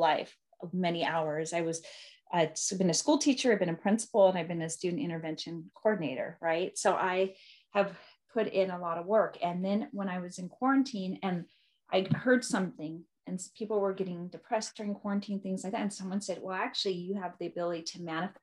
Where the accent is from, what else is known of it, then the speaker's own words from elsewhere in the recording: Seattle, Washington, United States; moved away; I'm originally from Seattle